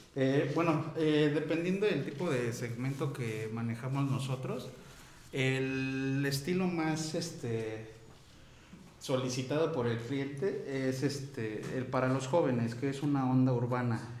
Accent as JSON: {"language": "Spanish", "town": "Tlaltizapán", "region": "Morelos", "country": "Mexico", "tie": "born or raised there", "also_born_or_lived": "Veracruz", "said": "yo soy originario del estado de aquí de Morelos"}